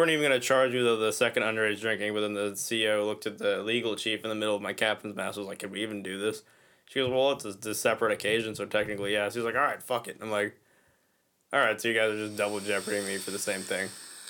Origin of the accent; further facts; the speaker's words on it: Boston, Massachusetts, United States; Yeah, well, technically I am from Boston. Like, that's where, like, my parents grew up in Massachusetts.